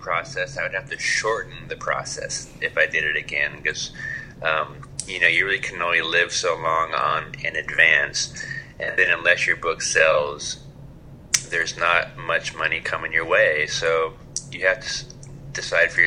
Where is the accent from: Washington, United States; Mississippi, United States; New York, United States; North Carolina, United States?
Washington, United States; Bellingham; now in Seattle, United States; my hometown of Bellingham, Washington